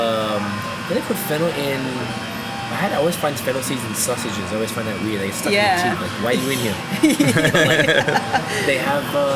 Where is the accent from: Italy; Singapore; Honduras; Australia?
Australia; now in Canada; I'm from Australia